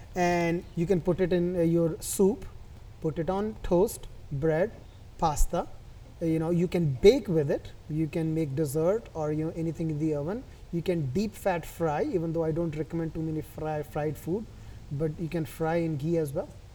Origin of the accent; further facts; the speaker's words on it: New Delhi, Delhi, India; moved away; I was born and brought up in India